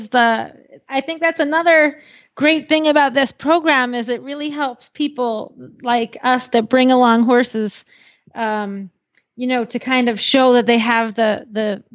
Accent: the South, United States; now in Sarasota, United States; I'm from the South

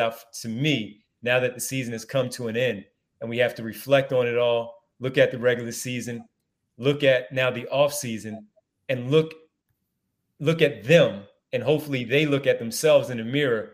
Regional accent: Philadelphia, Pennsylvania, United States; growing up in Philadelphia

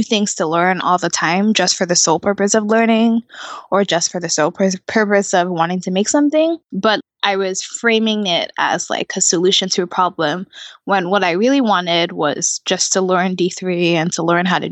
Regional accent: Nigeria; moved away; I'm from Nigeria

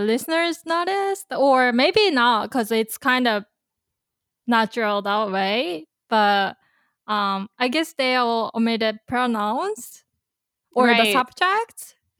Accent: Kanagawa, Japan; 日本の神奈川県の出身です。I'm from Kanagawa Prefecture in Japan.

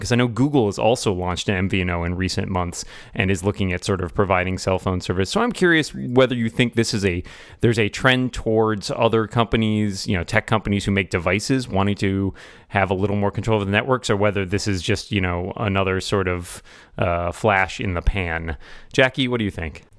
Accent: Boston, Massachusetts, United States; my hometown of Boston

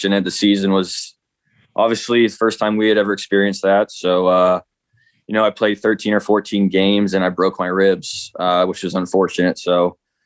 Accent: Midwest, United States; I'm from the Midwest

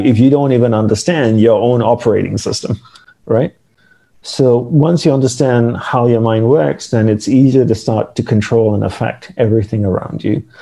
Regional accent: Malaysia; moved away as an adult; I grew up in Malaysia

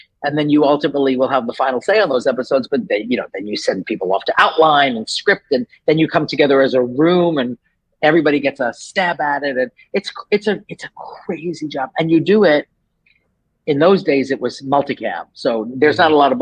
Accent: New York, United States; moved away as an adult; also born or lived in Los Angeles; I'm from New York. So I grew up in New York

